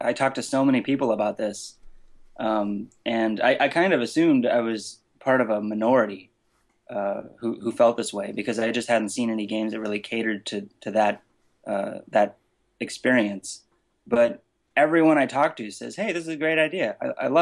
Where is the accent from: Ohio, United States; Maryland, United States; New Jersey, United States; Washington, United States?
Washington, United States; Renton; I'm from America, specifically Seattle, Washington. Really Renton, but nobody knows what that is, so I just lie and say Seattle